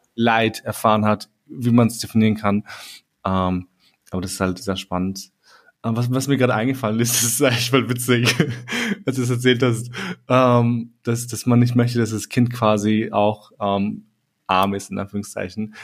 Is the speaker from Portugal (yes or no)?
no; Austria; in Österreich geboren zu sein